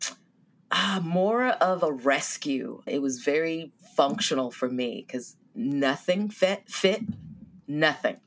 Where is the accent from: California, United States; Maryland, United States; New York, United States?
California, United States; Silicon Valley; moved away as an adult; also born or lived in Washington, D.C.; I'm a Californian, born and raised in Silicon Valley, and I moved to D.C.